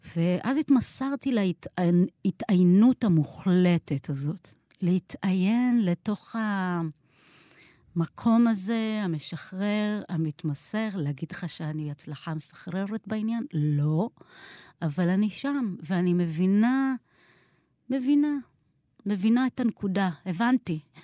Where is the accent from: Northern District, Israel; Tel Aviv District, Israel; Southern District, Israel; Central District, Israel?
Southern District, Israel; Beersheba; born or raised there